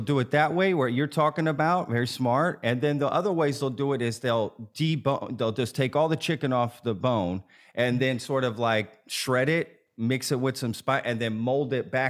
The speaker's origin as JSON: {"language": "English", "town": "Dallas", "region": "Texas", "country": "United States", "also_born_or_lived": "Austin, Texas", "said": "I'm from the Dallas area sort of originally. So sort of came back, if you will."}